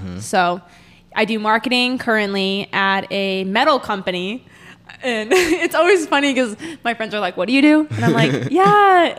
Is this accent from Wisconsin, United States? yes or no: yes; Green Bay, Wisconsin, United States; moved away as an adult; now in Springfield, United States; So I'm from Green Bay, Wisconsin.